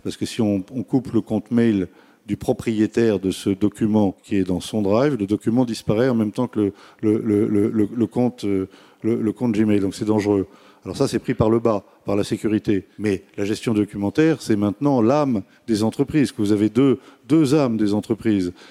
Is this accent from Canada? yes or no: no; France; on est français